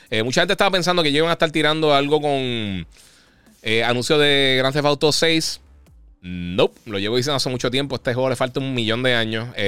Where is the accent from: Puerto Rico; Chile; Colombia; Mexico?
Puerto Rico; now in United States; Eh, mira, soy de Puerto Rico, pero me mudé para Texas, fui a GameStop, pero no se siente igual como antes.